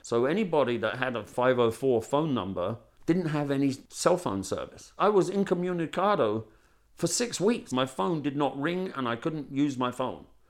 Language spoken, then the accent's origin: English; London, United Kingdom; moved away as an adult; now in Bastrop, United States